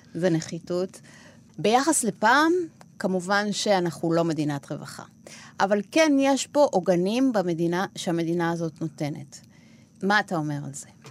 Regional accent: Argentina; Hebrew is a second language; now in Israel; אני מארגנטינה

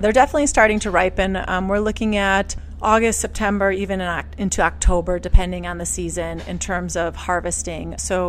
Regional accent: Milwaukee, Wisconsin, United States; moved away as an adult; also born or lived in New York City / Europe; So I was born and raised in Milwaukee, and then I went to the East Coast and went to school, went to New York, became a sommelier, and then moved back here 10 years after being gone.

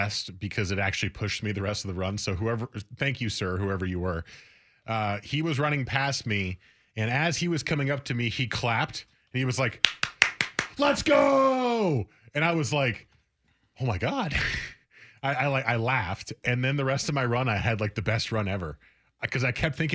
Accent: New Jersey, United States; moved away; where I grew up in Jersey, the stereotypes are true in some sense

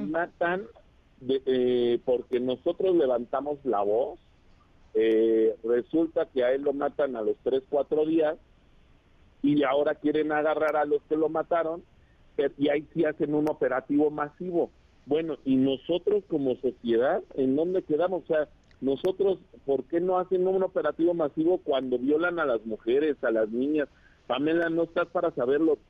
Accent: State of Mexico, Mexico; yo amo mi estado, amo mi tierra

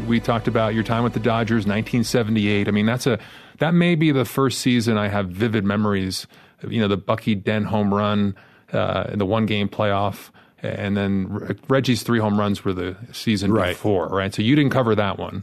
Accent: New York, United States; growing up in New York

